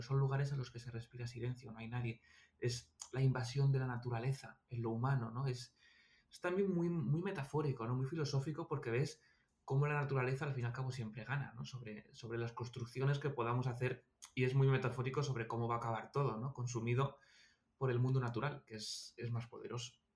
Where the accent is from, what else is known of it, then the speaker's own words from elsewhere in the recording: Almería, Andalusia, Spain; yo nací en Almería